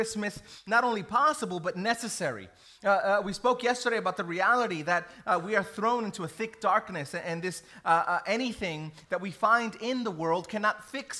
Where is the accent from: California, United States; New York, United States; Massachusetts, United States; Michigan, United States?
New York, United States; New York City; I grew up in New York City